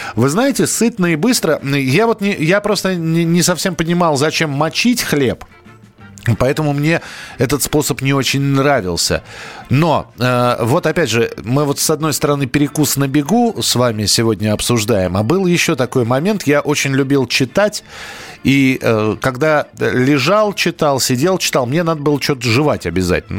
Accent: Moscow, Russia; я вырос в Бескудниково

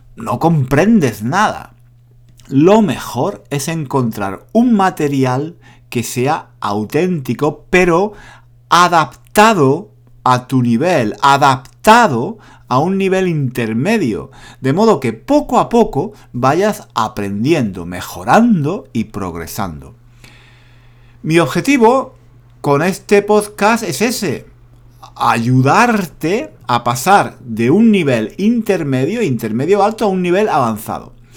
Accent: Spain

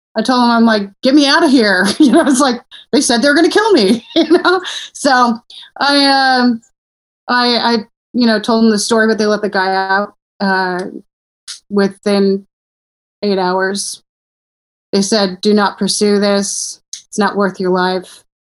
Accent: Simi Valley, California, United States; also born or lived in Portland, Oregon; I grew up in Simi Valley

